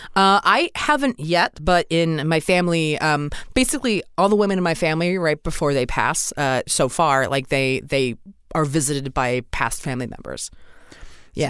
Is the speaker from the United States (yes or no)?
yes; Maryland, United States; I'm from Maryland originally